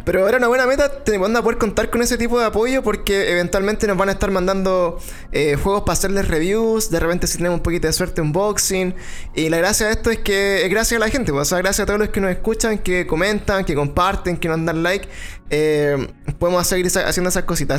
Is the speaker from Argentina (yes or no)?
no; Chile